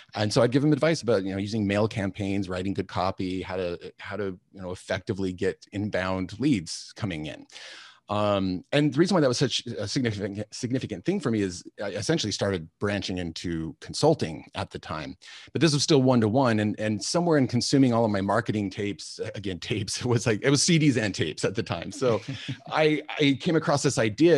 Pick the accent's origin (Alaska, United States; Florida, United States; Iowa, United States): Alaska, United States; I grew up in Alaska, which is not a usual thing.